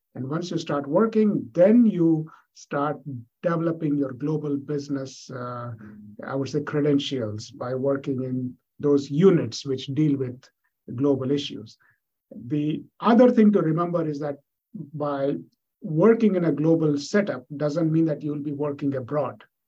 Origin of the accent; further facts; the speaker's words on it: India; moved away; I was born and brought up in India